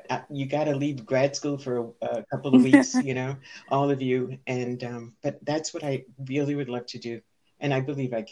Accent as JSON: {"language": "English", "town": "New York City", "region": "New York", "country": "United States", "tie": "born or raised there", "also_born_or_lived": "Senegal", "moved": "as an adult", "said": "was born and raised in the Bronx"}